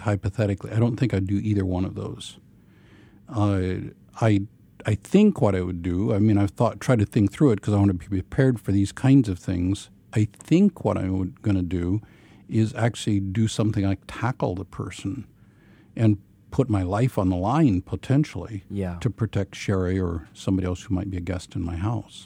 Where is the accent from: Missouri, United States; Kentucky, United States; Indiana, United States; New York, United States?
Missouri, United States; Ozarks of; I grew up in a Brethren context uh, in the Ozarks of Missouri